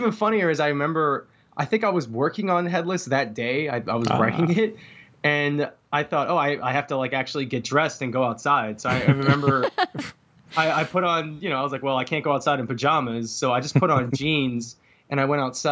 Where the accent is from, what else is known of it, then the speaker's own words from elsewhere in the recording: New York City, New York, United States; now in Seattle, United States; I grew up in New York City. So I'm originally from Brooklyn